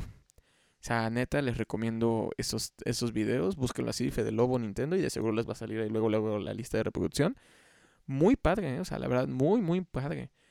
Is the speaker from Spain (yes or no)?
no; Xalapa, Veracruz, Mexico; aquí en Jalapa, yo soy de Jalapa